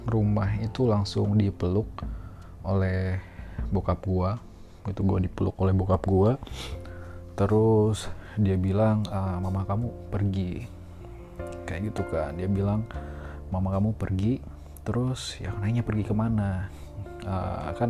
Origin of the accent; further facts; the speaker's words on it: Tamiang Layang, Central Kalimantan, Indonesia; also born or lived in Palangkaraya; gue kecilnya tuh di Kalimantan ya gue lahir di Kalimantan di Palangkaraya gue lahir di Palangkarayanya tapi uh, eh, gue tuh pindah ke kabupaten kecil namanya itu kabupaten uh, Barito Timur gitu di Tamiang Layang kotanya kecil banget gitu